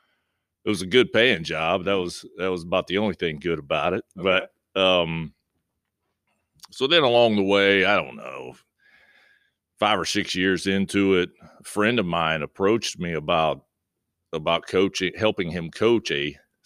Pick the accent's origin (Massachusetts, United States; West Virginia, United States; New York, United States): West Virginia, United States; Point Pleasant; Well, I grew up in Point Pleasant, West Virginia, played high school basketball there